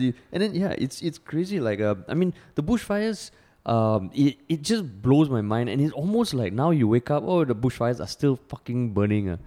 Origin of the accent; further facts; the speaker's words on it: Singapore; growing up in Singapore